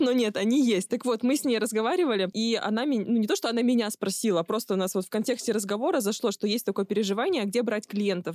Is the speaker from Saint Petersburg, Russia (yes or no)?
no; Barnaul, Altai Krai, Russia; Я из Барнаула